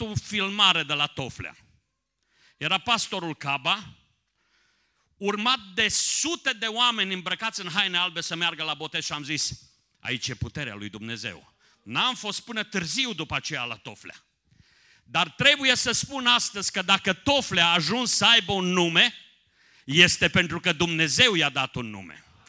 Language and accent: Romanian; Someș Valley, Transylvania, Romania; now in Timișoara, Romania; născut în Ardeal pe Valea Someșului, trăind în Timișoara, la granița, aproape de granița de vest a României